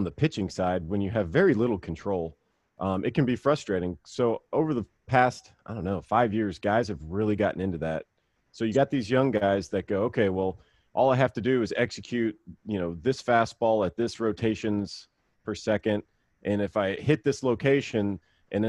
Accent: Mississippi, United States; we live, you know, kind of off the beaten path growing up in Mississippi

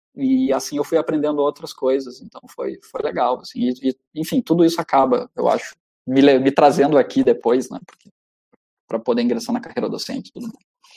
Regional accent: Santo Ângelo, Rio Grande do Sul, Brazil; minha terra, lá em Santo Ângelo

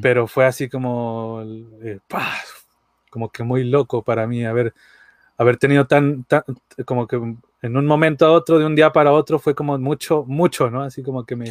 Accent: Aguascalientes, Mexico; yo soy de Aguascalientes, México

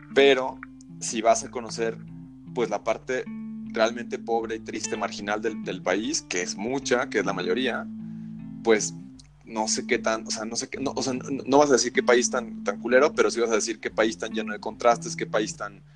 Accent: Mexico; moved away; soy mexicano

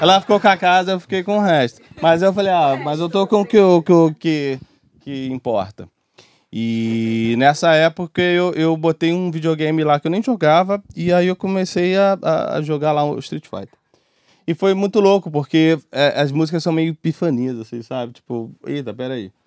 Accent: Rio de Janeiro, Brazil; eu sou de comunidade e tudo mais. É, nascido e criado em Bangu

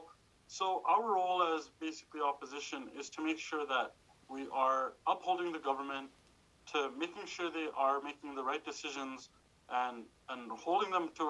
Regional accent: Calgary, Alberta, Canada; also born or lived in Dubai; I was born in Dubai, moved here to Calgary, the greatest city in the world, and to the greatest riding in the world, when I was just 5 years old

